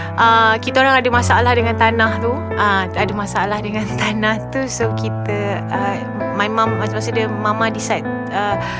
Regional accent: Kota Kinabalu, Sabah, Malaysia; saya berasal daripada Sabah

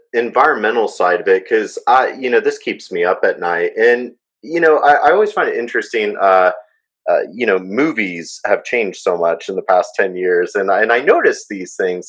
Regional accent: United States; as an American

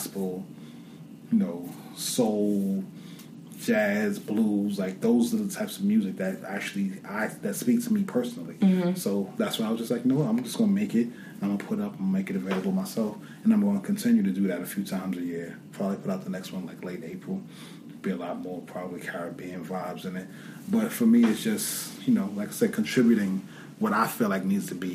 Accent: New York, United States; growing up as a New Yorker.

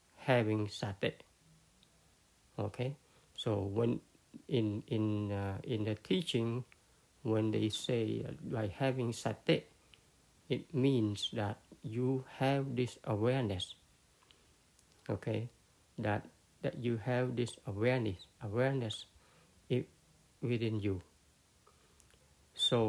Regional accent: Cambodia; first language Khmer; English is a second language; my language, which is Cambodian, my first language

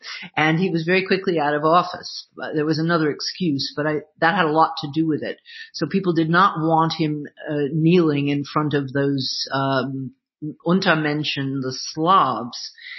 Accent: United States; moved away as an adult; now in Germany; I'm still an American, and, you know, I was raised there

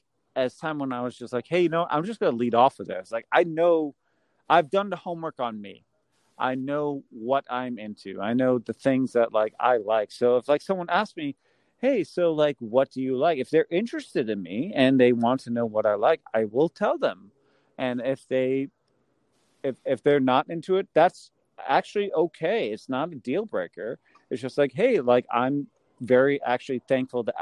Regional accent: Massachusetts, United States; I'm from Massachusetts

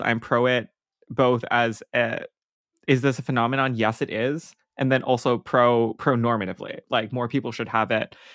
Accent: Hawaii, United States; growing up in Hawaii and not on the continent

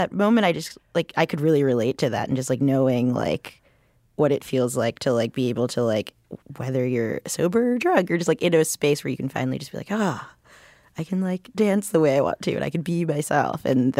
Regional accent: New York City, New York, United States; I live here, I grew up here.

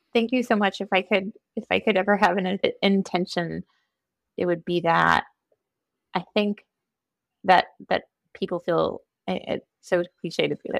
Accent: Eden Prairie, Minnesota, United States; being raised Minnesotan or being raised female

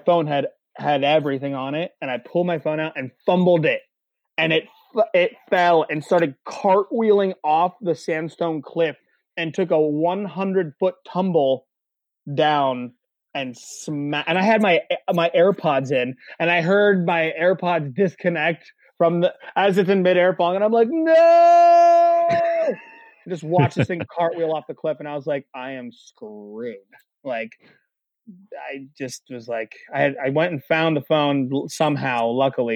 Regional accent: Lewisburg, Pennsylvania, United States; I'm in my hometown of Lewisburg, PA.

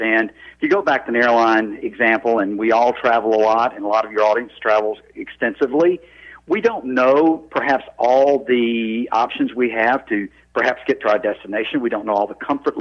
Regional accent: North Mississippi, United States; I grew up in North Mississippi, just south of Memphis

